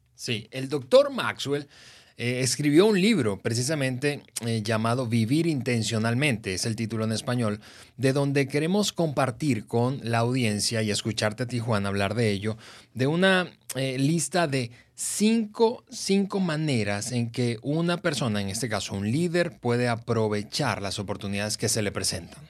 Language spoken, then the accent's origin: Spanish; Venezuela; Venezuela, que es el país, mi país de origen